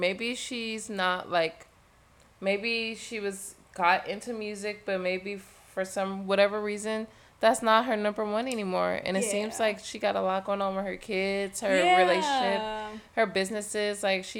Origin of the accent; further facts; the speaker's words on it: Canada; Like, I'm from Canada. Yeah. Like, I'm the queen Canadian here.